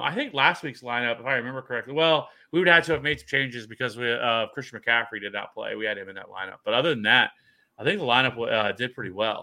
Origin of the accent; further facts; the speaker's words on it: Kansas City, Missouri, United States; I'm from Kansas City